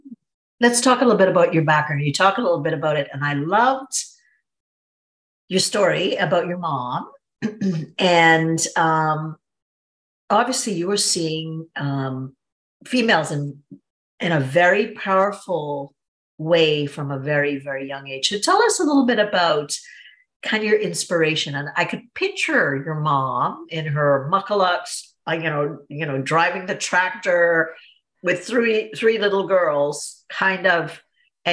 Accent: Trinidad & Tobago; I'm from Trinidad and Tobago, very, you know, very traditional kind of situation. My mom stayed at home with us

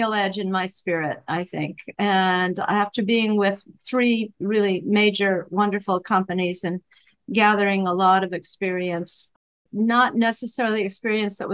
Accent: Wyoming, United States; moved away as an adult; also born or lived in Arizona; now in New York, United States; I grew up in Wyoming, went to college off to Sun Country, to Arizona

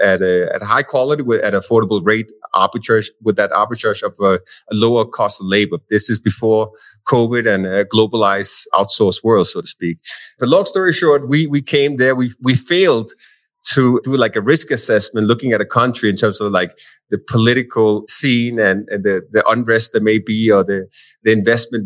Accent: Denmark; now in Medellín, Colombia; I'm originally from Denmark, Europe, in case somebody wondered about the accent.

